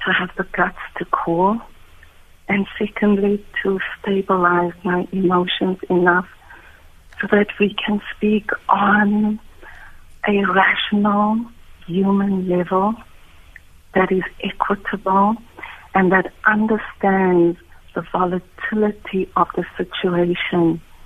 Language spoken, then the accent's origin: English; South Africa; me as a South African with a small business